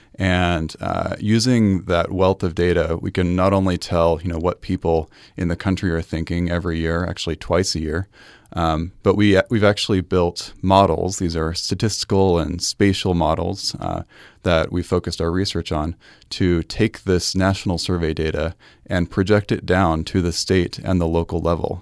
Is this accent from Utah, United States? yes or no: yes; Salt Lake City, Utah, United States; I grew up in Salt Lake City, uh, in Sugar House